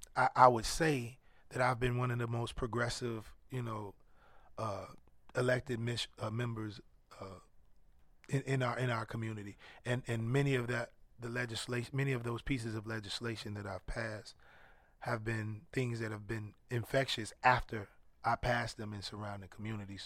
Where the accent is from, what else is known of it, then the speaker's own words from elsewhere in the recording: Chicago, Illinois, United States; moved away; also born or lived in Atlanta, Georgia; growing up in Chicago